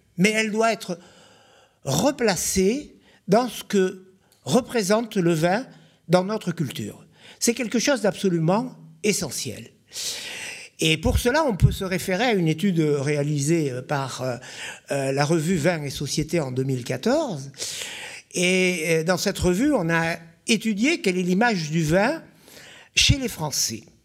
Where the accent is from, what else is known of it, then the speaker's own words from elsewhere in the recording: Bordeaux, Nouvelle-Aquitaine, France; Je suis né à Bordeaux, c'est déjà en soi un conflit d'intérêts. J'ai fait toutes mes études à Bordeaux, j'ai quasiment jamais quitté Bordeaux.